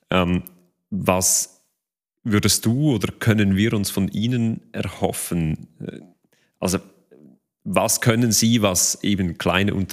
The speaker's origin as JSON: {"language": "German", "country": "Switzerland", "said": "Bei uns in der Schweiz, meine persönliche Einschätzung wäre, dass das Thema ein Stück weit schon noch als neu wahrgenommen wird."}